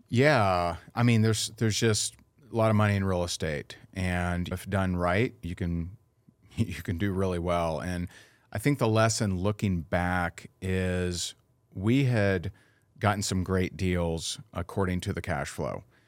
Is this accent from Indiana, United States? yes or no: yes; Indiana, United States; now in Naples, United States; I am originally from Indiana, and I currently live in Naples, Florida.